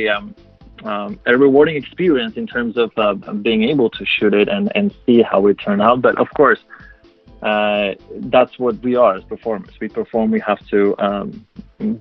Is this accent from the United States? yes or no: no; Poland; first language Polish; English is a second language; moved away; I'm my native language is Polish. I was born in Poland